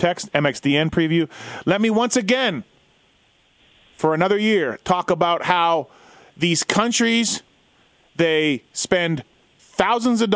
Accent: Canada; as a Canadian

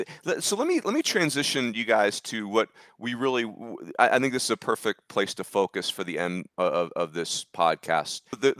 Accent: Northeast, United States; I grew up in the Northeast like Corbs did

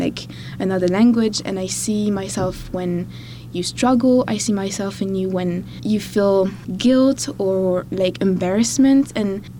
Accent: Bordeaux, Nouvelle-Aquitaine, France; first language French; English is a second language; moved away as an adult; also born or lived in Bristol, United Kingdom; now in Madison, United States; I'm originally from Bordeaux in the southwest of France

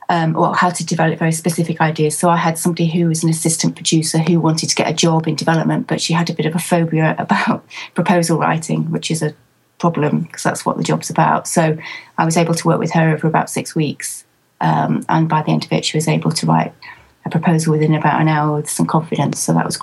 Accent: Manchester, North West England, United Kingdom; born there; No. I was actually born in Manchester, which is in the northwest of England. And right from the age of four, I wanted to be a nurse.

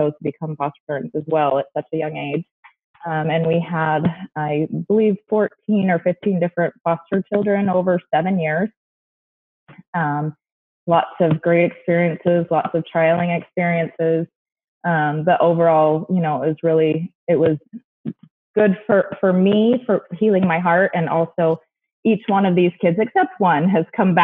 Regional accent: St. George, Utah, United States; also born or lived in Mesa, Arizona; I moved to St. George, Utah when I was 8

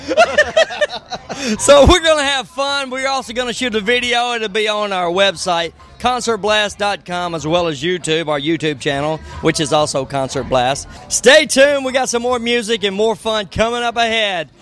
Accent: Sonoma County, Northern California, United States; Northern California, so it's Sonoma, Sonoma County

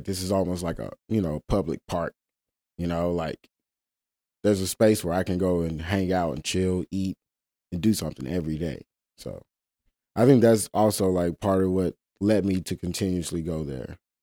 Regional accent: Mississippi Delta, United States; now in Memphis, United States; I come from Mississippi Delta, very flat place

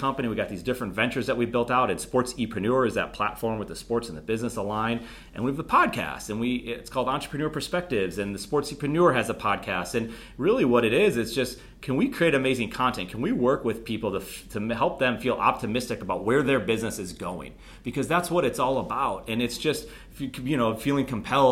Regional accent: Buffalo, New York, United States; moved away as an adult; also born or lived in Charleston, South Carolina / Charlotte, North Carolina; I'm again from Buffalo, New York

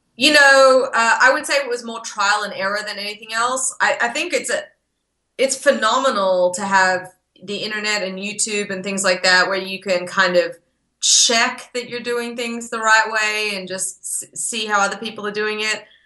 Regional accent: Australia; born or raised there; moved away as an adult; now in Texas, United States

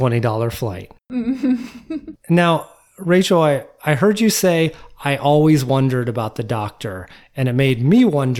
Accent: Philadelphia, Pennsylvania, United States; my hometown of Philly.

